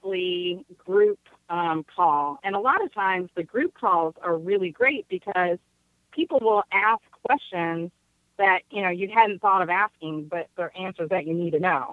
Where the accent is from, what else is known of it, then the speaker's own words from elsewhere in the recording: Detroit, Michigan, United States; moved away; also born or lived in Oregon / San Francisco; I'm from Detroit, you know, 87%, you know, Black community.